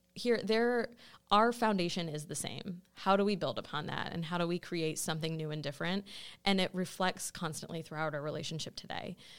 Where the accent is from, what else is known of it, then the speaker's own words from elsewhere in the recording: Cleveland, Ohio, United States; moved away as an adult; also born or lived in Israel / Pittsburgh; I grew up in Cleveland